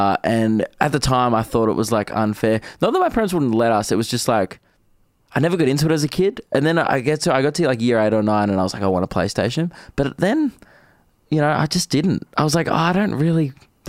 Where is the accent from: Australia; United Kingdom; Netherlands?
Australia; Diamond Creek, Victoria; everyone's like, where are you from? And I'm like, oh, Diamond Creek. And everyone's like, where's that?